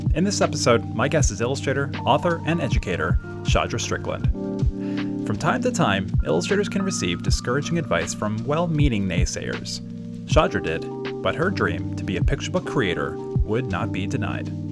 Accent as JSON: {"language": "English", "town": "Baltimore", "region": "Maryland", "country": "United States", "tie": "born or raised there", "also_born_or_lived": "Parkville, Maryland / Towson, Maryland", "said": "I'm from Baltimore."}